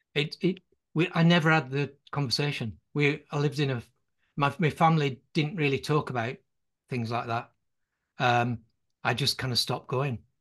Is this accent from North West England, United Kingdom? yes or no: yes; Burnley, North West England, United Kingdom; I was born on Sand Street